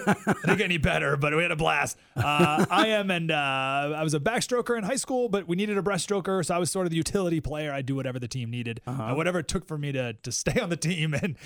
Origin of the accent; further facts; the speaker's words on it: Syracuse, New York, United States; also born or lived in Denver / Atlanta / Pennsylvania / Skaneateles; growing up, but I was in New York, Syracuse, New York, most of the time. Mm-hmm. So, and the small town was Skinny Atlas, New York.